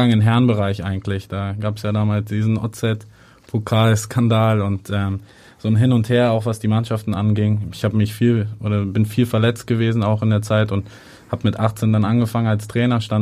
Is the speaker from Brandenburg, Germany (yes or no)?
no; Hamburg, Germany; und dann klar, ähm, als Hamburger schaut man auf, auf beide Vereine dann auch.